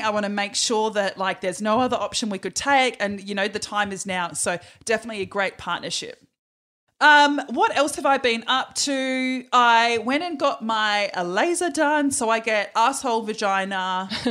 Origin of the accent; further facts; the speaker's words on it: Perth, Western Australia, Australia; a Perth girl like myself